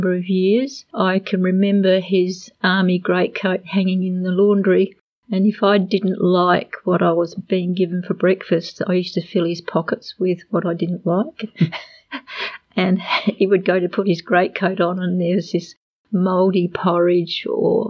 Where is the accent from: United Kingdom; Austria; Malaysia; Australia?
Australia; Adelaide, South Australia; also born or lived in Underdale; And they built a house at Plimpton, and I grew up at Plimpton